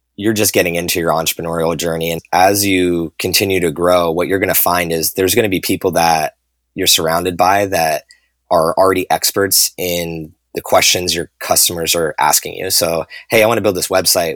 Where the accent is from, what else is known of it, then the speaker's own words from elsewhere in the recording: New Jersey, United States; grew up in New Jersey just like I did